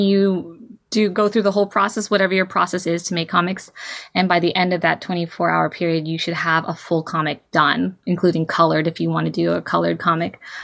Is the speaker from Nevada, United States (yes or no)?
no; Bay Area, California, United States; also born or lived in Bataan, Philippines; I was raised in California in the Bay Area